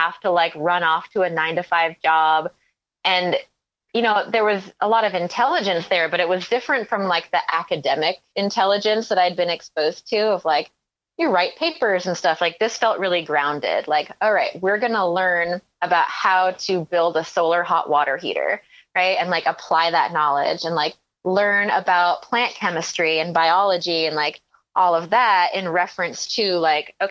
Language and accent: English; Maine, United States; also born or lived in Mendocino County, California; now in Vermont, United States; I grew up in Maine